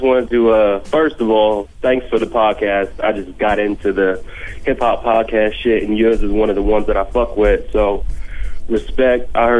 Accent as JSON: {"language": "English", "region": "Ohio", "country": "United States", "moved": "yes", "lives_now": "Atlanta, United States", "said": "I'm from Ohio, so I feel all that Midwest shit y'all be pumping, but I reside in Atlanta right now."}